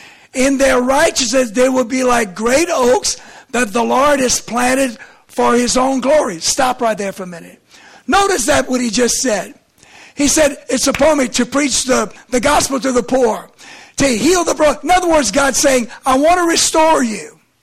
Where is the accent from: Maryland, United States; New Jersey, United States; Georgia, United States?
Maryland, United States; Lauraville; To me, I'm from Lauraville, okay?